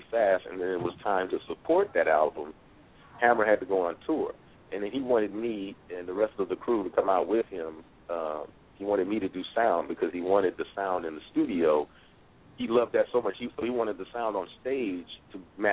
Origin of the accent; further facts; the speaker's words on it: Los Angeles, California, United States; moved away; I wound up moving back home, really, to Northern California, where I'm naturally from, even though I grew up in Los Angeles